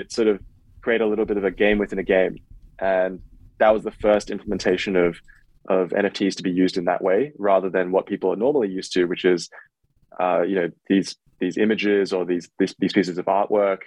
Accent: Australia; now in United States; I'm Australian

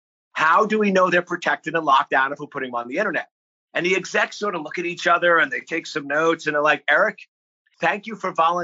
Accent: Lake Ronkonkoma, New York, United States; now in Virginia, United States; I'm born and raised on Long Island, New York.

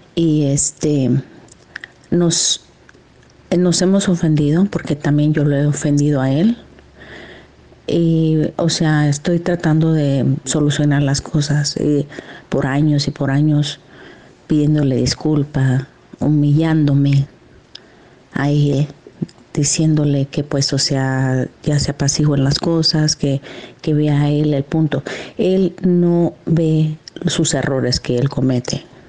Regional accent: Mexico; yo soy mexicana

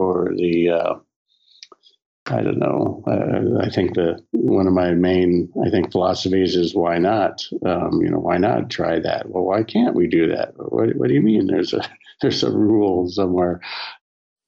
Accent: Southern California, United States; spending a lot of time growing up in Southern California and around the surf and skate worlds

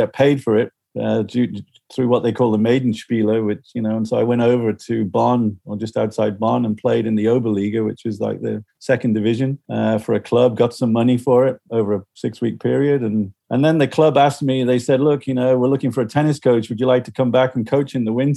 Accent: Liverpool, North West England, United Kingdom; I grew up in Liverpool

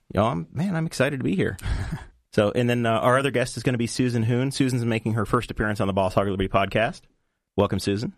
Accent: Henry County, Indiana, United States; I was homeschooled growing up right here in, right here in Henry County.

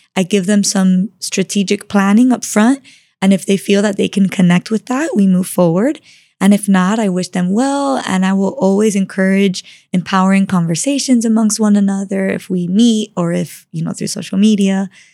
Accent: Miami, Florida, United States; I grew up in Miami, born and raised

